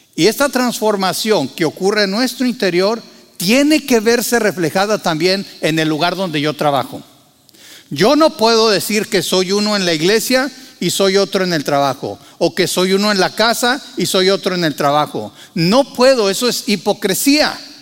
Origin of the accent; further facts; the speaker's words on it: Mexico; moved away as an adult; en México y en el lugar donde yo nací así era